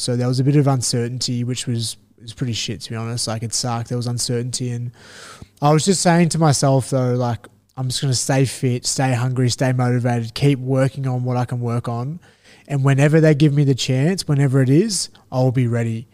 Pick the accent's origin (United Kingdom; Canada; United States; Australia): Australia; as Australian fighters